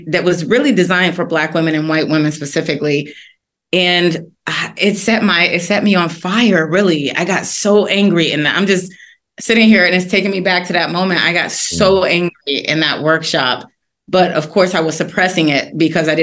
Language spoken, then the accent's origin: English; Washington, District of Columbia, United States; I'm originally from Washington, D.C.